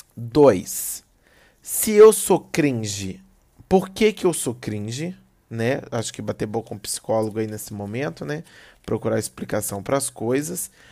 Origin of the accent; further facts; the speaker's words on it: Belo Horizonte, Minas Gerais, Brazil; eu sou de BH